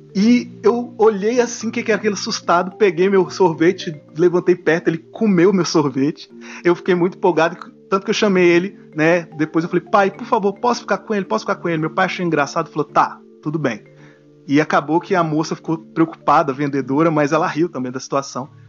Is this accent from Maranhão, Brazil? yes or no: no; Brasília, Federal District, Brazil; born or raised there; moved away